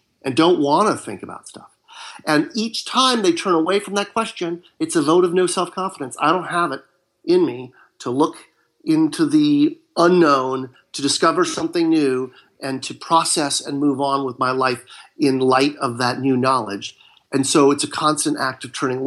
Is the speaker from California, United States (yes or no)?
yes; Marin County, Northern California, United States; now in Southern California, United States; I was raised in Northern California, in Marin County